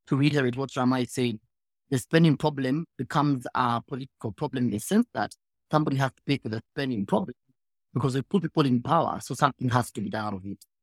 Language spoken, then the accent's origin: English; Kenya; as a Kenyan